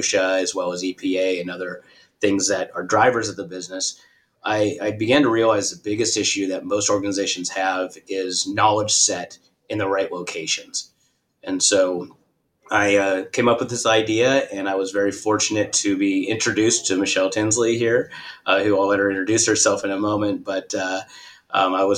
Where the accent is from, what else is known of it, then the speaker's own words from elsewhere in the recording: California, United States; I'm from California. Born and raised, went to school in Northern California